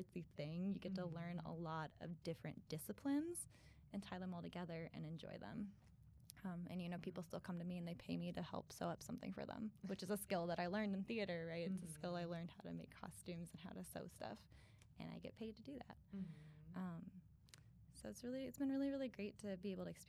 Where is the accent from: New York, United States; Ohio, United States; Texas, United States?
Ohio, United States; Napoleon; moved away as an adult; also born or lived in Hiram, Ohio; I'm not originally from this area. I'm actually from a small town in Northwest Ohio called Napoleon